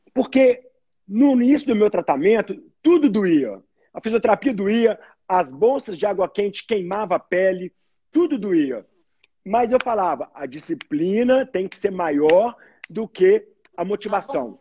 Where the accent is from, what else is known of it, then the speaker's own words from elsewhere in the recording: Belo Horizonte, Minas Gerais, Brazil; Sou mineiro, sou mineiro de Belo Horizonte